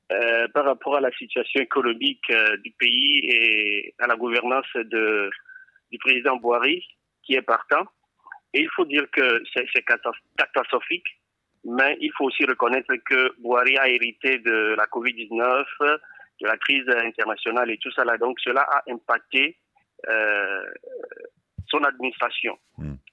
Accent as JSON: {"language": "French", "country": "Togo", "moved": "yes", "lives_now": "Nigeria", "said": "je ne peux pas voter parce que je suis togolais."}